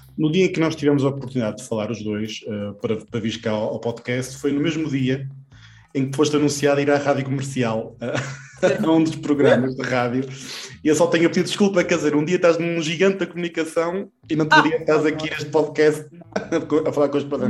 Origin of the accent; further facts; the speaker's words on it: Gondomar, Norte, Portugal; now in Vila Nova de Gaia, Portugal; neste momento estou a morar em Gaia, mas sou de Gondomar.